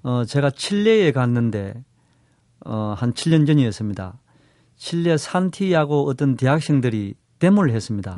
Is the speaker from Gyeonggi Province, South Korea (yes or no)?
no; Seoul, South Korea; 한국 서울에서 왔습니다